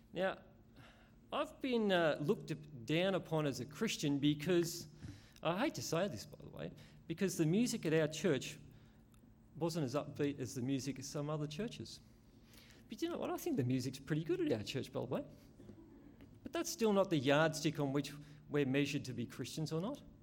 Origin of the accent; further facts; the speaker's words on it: Australia; I'm an Aussie.